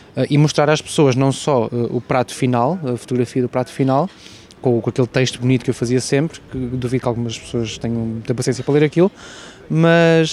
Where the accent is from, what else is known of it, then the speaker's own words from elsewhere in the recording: Portugal; also born or lived in London / Porto; estou em Portugal, sou português